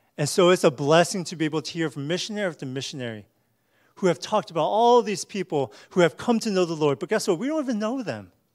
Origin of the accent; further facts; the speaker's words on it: United States; as American Christians